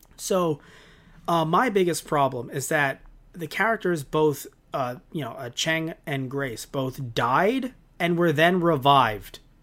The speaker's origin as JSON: {"language": "English", "town": "New York City", "region": "New York", "country": "United States", "said": "I as a New Yorker"}